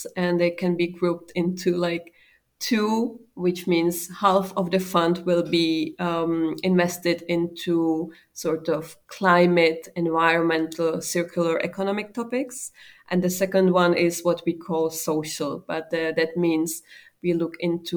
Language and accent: English; Czechia; moved away as an adult; also born or lived in Luxembourg; my home country, that is Czech Republic